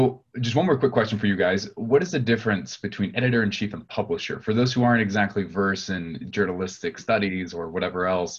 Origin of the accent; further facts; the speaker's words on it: Texas, United States; as a fellow Texan